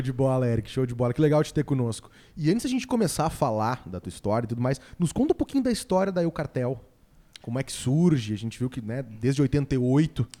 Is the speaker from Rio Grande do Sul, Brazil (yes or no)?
yes; Alegrete, Rio Grande do Sul, Brazil; eu, sou de Alegrete